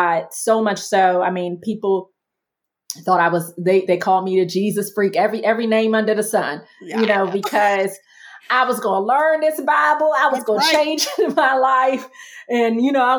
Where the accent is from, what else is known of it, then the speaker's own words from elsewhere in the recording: Washington, District of Columbia, United States; my parents left that home with my aunt, and we moved into an apartment in Southeast DC, another part of DC at the time